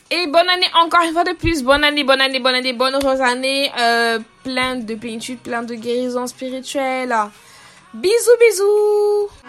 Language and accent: French; Cameroon; camerounaise et du coup je n'ai pas l'habitude de, parler comme des Français, tu vois. Donc euh, mon vrai accent c'est ça.